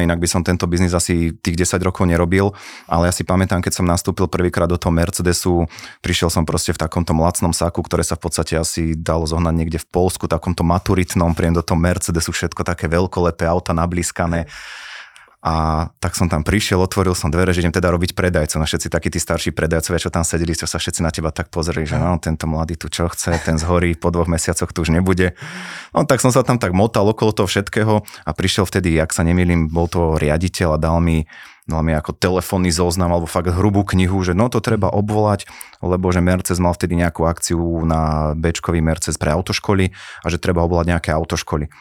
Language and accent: Slovak; Žilina, Žilina Region, Slovakia; u nás v Žiline